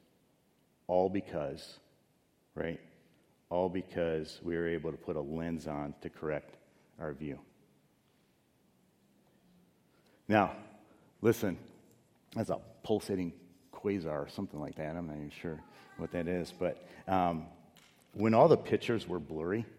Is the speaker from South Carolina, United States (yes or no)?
no; Chicago, Illinois, United States; moved away; I grew up in Chicago